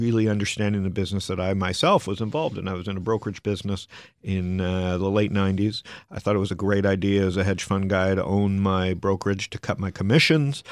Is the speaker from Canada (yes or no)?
yes; Canada; also born or lived in Arizona, United States; now in United States; a Canadian in America